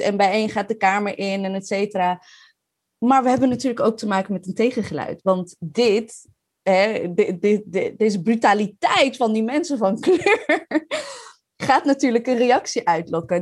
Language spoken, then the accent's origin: Dutch; Maarssen, Utrecht, Netherlands; also born or lived in Leiden; now in The Hague, Netherlands; Ik kom uit Maars. Ik heb in Leiden gewoond en in Den Haag